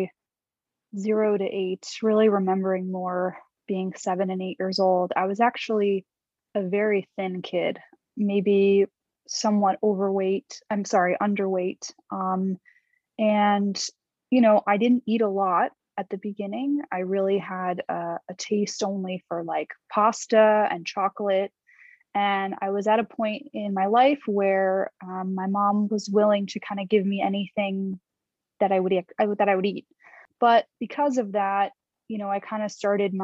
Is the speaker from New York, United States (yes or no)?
yes; New York City, New York, United States; I'm from New York, and I'm still here now